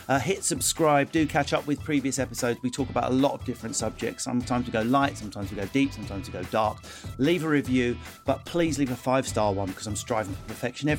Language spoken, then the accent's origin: English; United Kingdom; because we're British, we quite like someone excellent, but she's got a wonky tooth